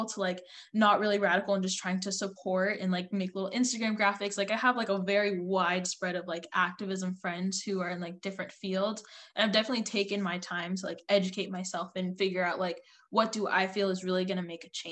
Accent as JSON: {"language": "English", "country": "United States", "said": "I'm like, I don't know, America."}